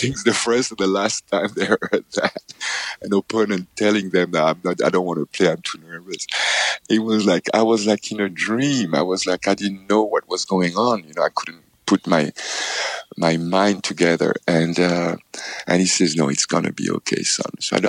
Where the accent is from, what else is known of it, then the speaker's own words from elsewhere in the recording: Paris, Île-de-France, France; as a child growing up in Paris, in France, I actually stayed 1 year as a tennis student in Roland Garros